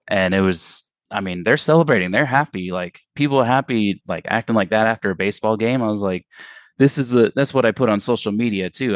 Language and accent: English; United States; I'm white American